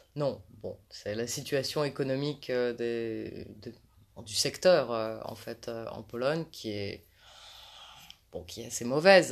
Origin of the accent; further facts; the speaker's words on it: France; en tant que française